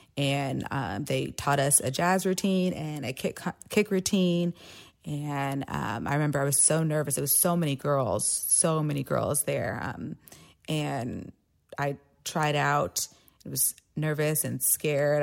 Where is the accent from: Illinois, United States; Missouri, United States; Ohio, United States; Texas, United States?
Texas, United States; Austin; also born or lived in San Marcos, Texas; I grew up here in Austin, Texas